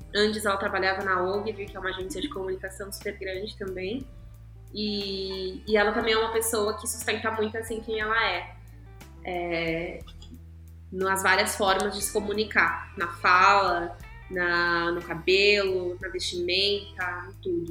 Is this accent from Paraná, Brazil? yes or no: no; São Paulo, Brazil; also born or lived in Guarulhos; eu nasci e cresci na Zona Sul, assim, e fui mudando de bairro, mas sempre na Zona Sul.